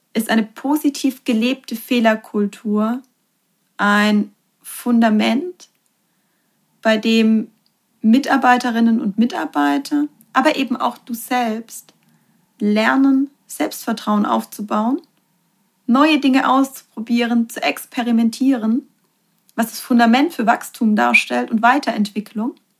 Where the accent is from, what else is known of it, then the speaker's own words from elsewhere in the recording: Germany; bei uns in Deutschland